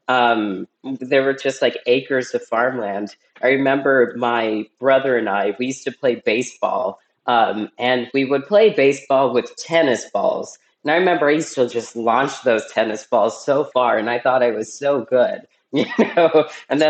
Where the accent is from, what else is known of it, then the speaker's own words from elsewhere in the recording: Fresno, California, United States; also born or lived in Cincinnati, Ohio, United States / San Ramon, California, United States; I was born in Cincinnati, Ohio. And then pretty soon after I was born, my family My mom, my dad, and my older brother, we moved to California. And so basically for 10 years, starting when I was a toddler, I was living like in San Ramon